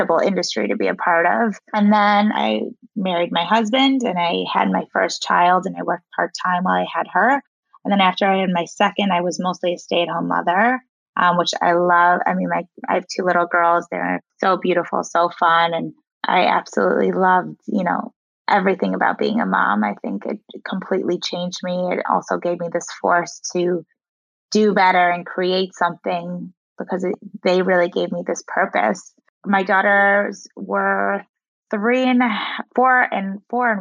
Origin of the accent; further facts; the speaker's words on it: Chicago, Illinois, United States; also born or lived in South Africa / Indiana; I grew up in Chicago, went to school at Indiana University, moved back to Chicago